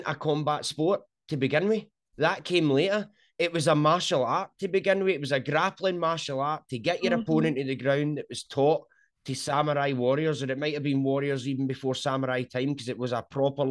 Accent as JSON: {"language": "English", "region": "Scotland", "country": "United Kingdom", "accent": "Scottish", "said": "I'm from Scotland"}